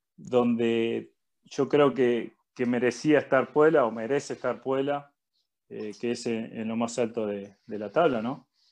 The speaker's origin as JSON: {"language": "Spanish", "country": "Uruguay", "moved": "as an adult", "said": "somos uruguayos los dos"}